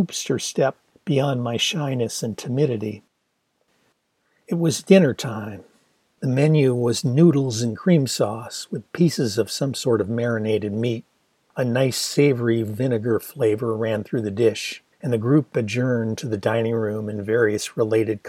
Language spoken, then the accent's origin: English; near Detroit, Michigan, United States; growing up near Detroit